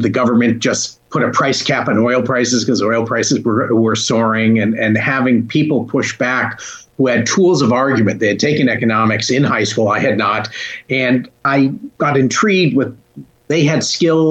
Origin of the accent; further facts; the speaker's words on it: Hartford, Connecticut, United States; moved away; Hartford, as I was growing up in the 70s and late 60s, was a troubled